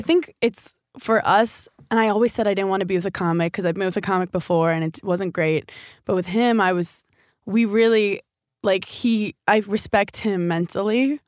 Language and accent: English; New York City, New York, United States; I'm from New York City